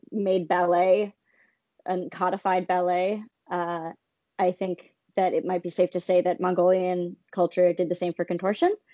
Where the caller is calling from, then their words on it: St. Petersburg, Florida, United States; St. Petersburg, Florida.